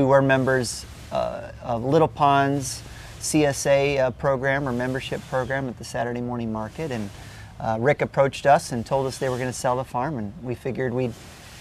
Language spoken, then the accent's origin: English; Wisconsin, United States; now in St. Petersburg, United States; I'm from Wisconsin. I grew up around farms